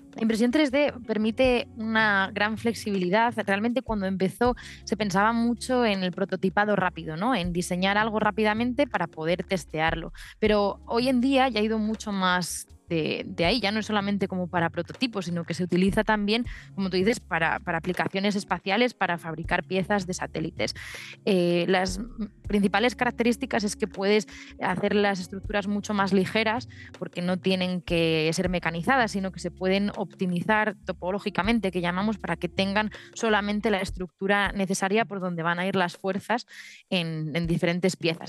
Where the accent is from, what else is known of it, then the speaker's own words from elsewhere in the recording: León, Castile and León, Spain; yo soy de León